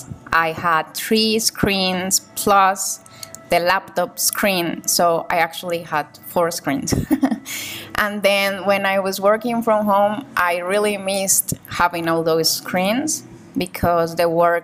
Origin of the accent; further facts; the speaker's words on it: Cali, Valle del Cauca, Colombia; I'm from Cali, Colombia